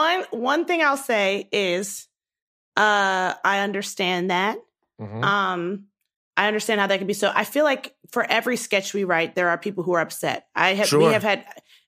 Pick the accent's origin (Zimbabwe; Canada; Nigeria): Nigeria; I'm a Black woman who is proud to be Black. I'm a Nigerian woman who is proud to be Nigerian.